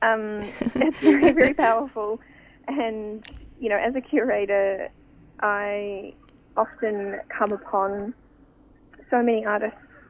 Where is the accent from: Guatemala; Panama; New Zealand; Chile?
New Zealand; moved away as an adult; now in Sydney, Australia; I am from New Zealand originally, but I am now based in Sydney and I've been there for nearly 4 years.